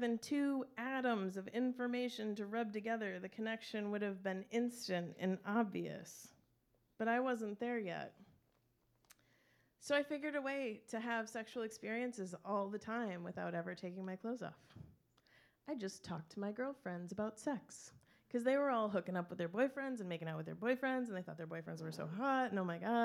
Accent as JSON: {"language": "English", "town": "Traverse City", "region": "Michigan", "country": "United States", "tie": "born or raised there", "said": "I grew up in Traverse City"}